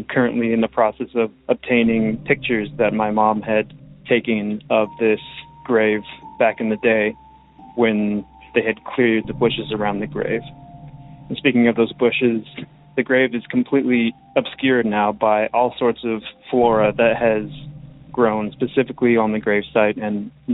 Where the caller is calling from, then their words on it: Oregon, United States; I'm calling from Oregon